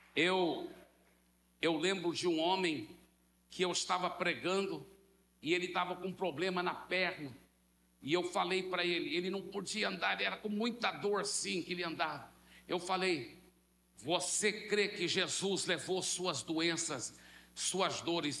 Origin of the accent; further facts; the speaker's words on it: Brazil; nós, como bons brasileiros